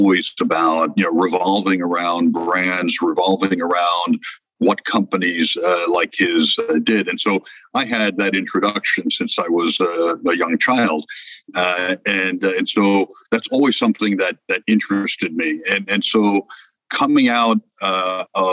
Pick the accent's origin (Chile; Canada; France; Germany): France; also born or lived in Mexico; now in United States; originally born in France, I have been in the United States for 52 years now